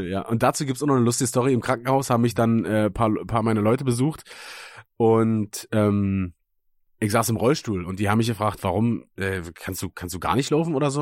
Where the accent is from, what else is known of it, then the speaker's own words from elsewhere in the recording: Germany; moved away; aus Münchenberg, weißt du, da wo ich herkomme